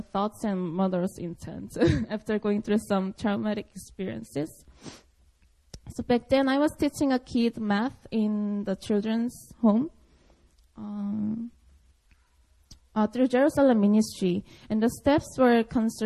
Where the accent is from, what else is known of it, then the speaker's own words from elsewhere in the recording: Seoul, South Korea; English is a second language; I was born and raised in Seoul, Korea